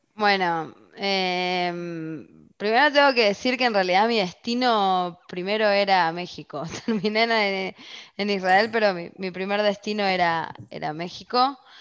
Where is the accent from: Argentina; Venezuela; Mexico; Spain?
Argentina; moved away; como argentina